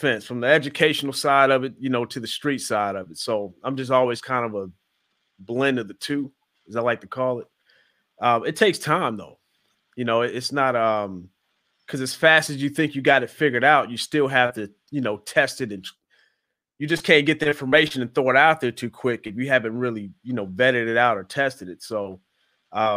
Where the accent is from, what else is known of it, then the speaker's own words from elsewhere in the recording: Midwest, United States; now in Atlanta, United States; Growing up in the Midwest